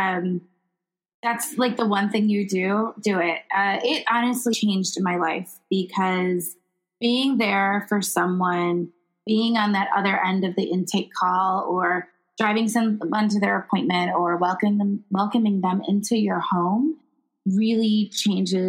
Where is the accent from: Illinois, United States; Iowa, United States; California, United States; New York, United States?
Illinois, United States; my home state of Illinois